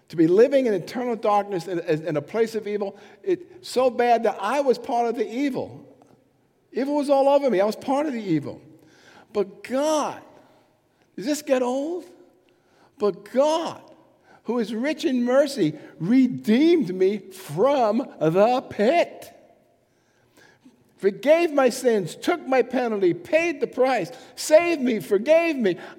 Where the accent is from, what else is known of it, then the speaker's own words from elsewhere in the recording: England, United Kingdom; I'm, I'm an English person, sort of.